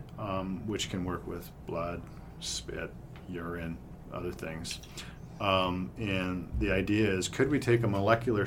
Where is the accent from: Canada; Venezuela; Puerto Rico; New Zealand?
Canada; Brantford, Ontario; I grew up in Brantford, just down the way